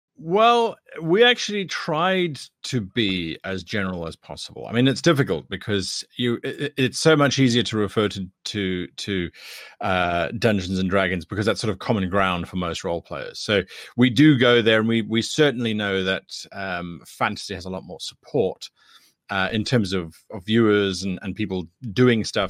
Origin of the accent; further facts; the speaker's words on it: South Africa; I am from South Africa